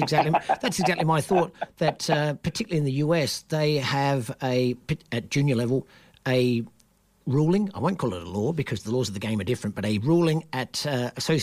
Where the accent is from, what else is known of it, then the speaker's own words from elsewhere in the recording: Australia; me being Australian